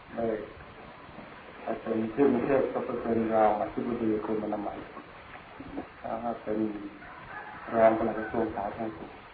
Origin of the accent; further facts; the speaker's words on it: Sakon Nakhon, Thailand; moved away; also born or lived in Bangkok / Loei / India; เกิดที่จังหวัดสกลนครแล้วก็เข้าไปเรียนแพทย์ที่กรุงเทพ